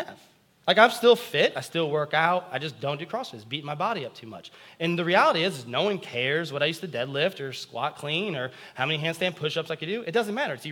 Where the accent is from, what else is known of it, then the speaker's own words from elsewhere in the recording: United States; as American Christians